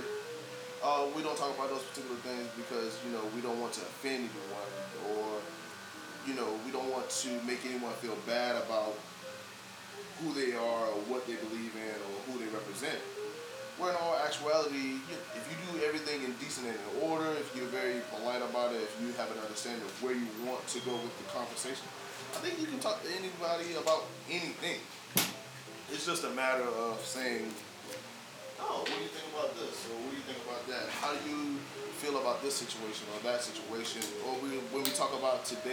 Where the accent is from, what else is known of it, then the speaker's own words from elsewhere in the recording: South Carolina, United States; moved away as an adult; now in Los Angeles, United States; growing up in South Carolina, where I went to school